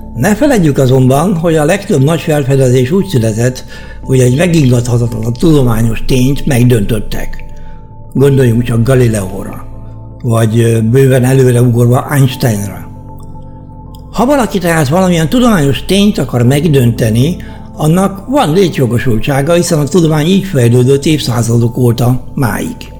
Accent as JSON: {"language": "Hungarian", "country": "Hungary", "moved": "as an adult", "lives_now": "Germany", "said": "magyarok vagyunk"}